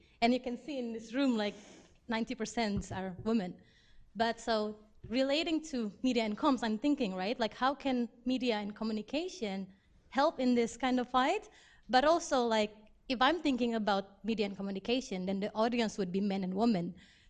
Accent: Indonesia; moved away; from MSc Media Comms Development. So I don't know if this question is a bit stupid, but I came from Indonesia, and, you know, like, we're very traditional and all that.

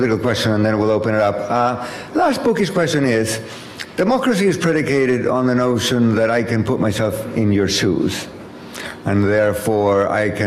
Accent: Chile; I was born in Chile

